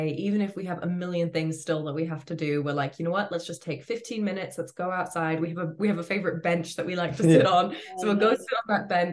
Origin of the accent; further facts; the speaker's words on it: Florida, United States; I grew up in Florida